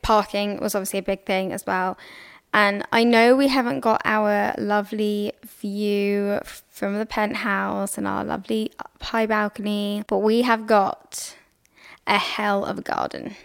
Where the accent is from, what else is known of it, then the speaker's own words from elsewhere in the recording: England, United Kingdom; I'm English